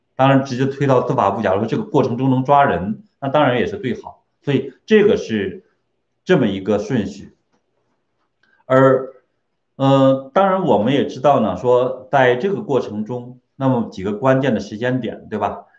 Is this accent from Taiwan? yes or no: no; China; 我们中国人都特别聪明